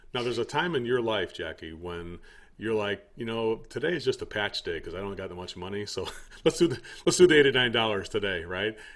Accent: United States; I'm American

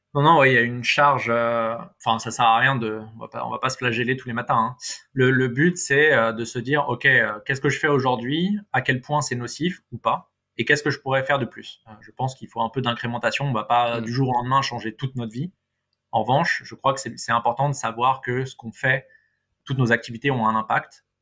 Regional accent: Paris, Île-de-France, France; en tant que bon parisien

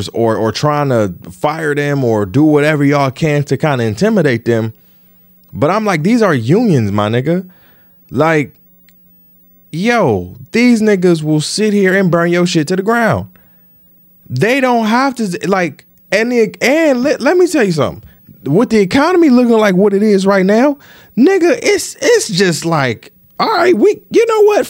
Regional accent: Detroit, Michigan, United States; I'm from Detroit, so UAW and automakers and auto workers is the fabric

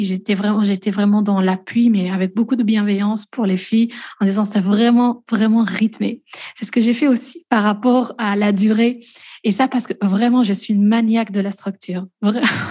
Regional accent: Belgium; also born or lived in Namur, Belgium; moi je suis belge, j'habite en Belgique, à Namur précisément

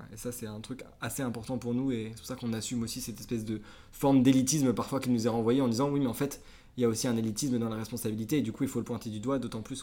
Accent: Concarneau, Brittany, France; moved away as an adult; also born or lived in Nantes / Toulouse; j'ai 26 ans, je viens de Concarneau, un petit port, enfin un petit port, un gros port en Bretagne. là où j'ai grandi

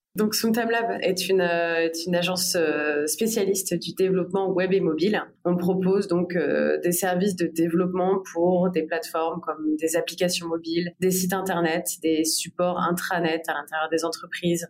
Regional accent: Bordeaux, Nouvelle-Aquitaine, France; moved away as an adult; also born or lived in Paris; je suis originaire de Paris, mais j'ai surtout grandi à Bordeaux

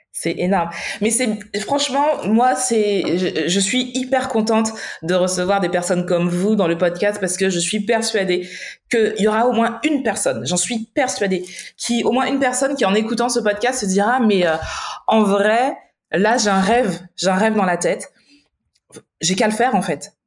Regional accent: Martinique; on vient d'une petite île, parce que pour ceux qui ne le savent pas, la Martinique, c'est tout petit

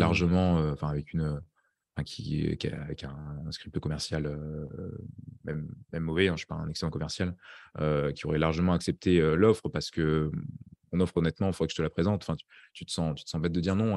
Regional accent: France; now in Estonia; je suis français là-bas

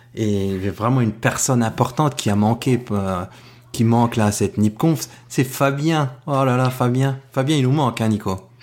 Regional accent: France; comme on est français

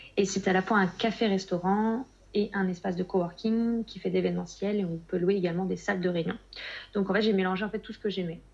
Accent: Nantes, Pays de la Loire, France; also born or lived in Spain; je suis nantaise

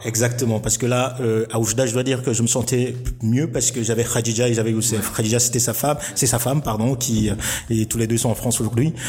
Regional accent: Cameroon; moved away as an adult; now in Morocco; je suis un Camerounais

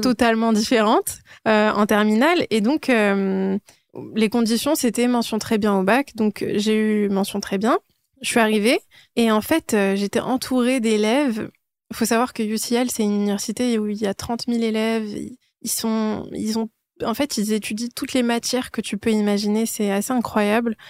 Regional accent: Île-de-France, France; also born or lived in Iran / Nanterre / Paris / London; je suis née en Iran, je, suis retournée en France, euh, bah, je suis arrivée en France quand j'étais encore un bébé. Et donc, j'ai grandi en France

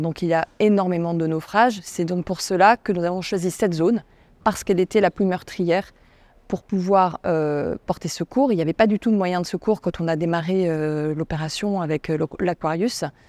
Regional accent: France; je suis française

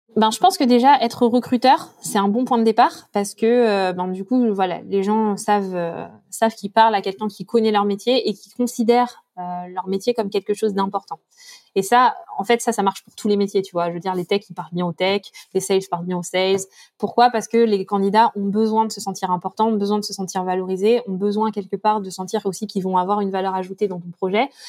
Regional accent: France; quand on est français

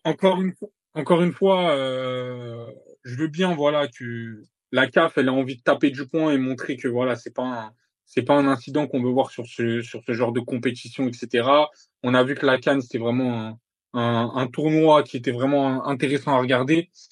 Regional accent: Morocco; en tant que Marocain

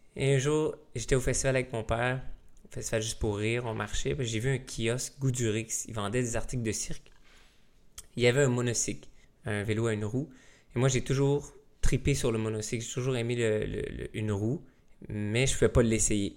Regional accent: Taschereau, Quebec, Canada; je suis originaire de l'Abitibi. J'habitais à Tachereau avec mon père et mon frère

